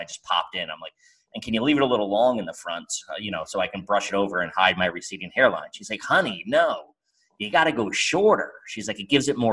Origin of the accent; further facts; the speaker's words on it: United States; I'm American. I'm not leaving America